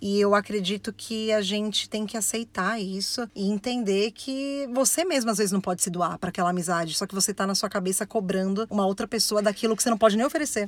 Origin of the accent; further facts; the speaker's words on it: São Paulo, Brazil; sou de São Paulo, fui criada pela minha avó separando feijão feijão a infância inteira